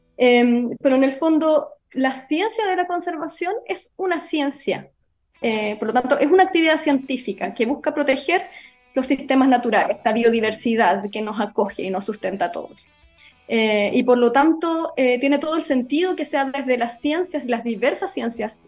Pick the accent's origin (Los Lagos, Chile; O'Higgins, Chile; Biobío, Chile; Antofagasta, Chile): Los Lagos, Chile; Osorno; also born or lived in Santiago / London; yo soy de Osorno, nací y criada en Osorno